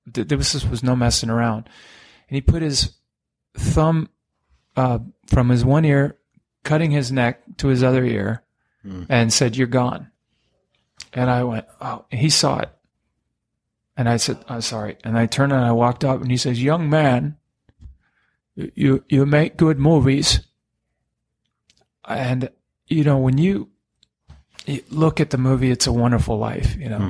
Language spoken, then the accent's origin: English; near Whidbey Island Air Station, Washington, United States; moved away; I grew up near Whidbey Island Air Station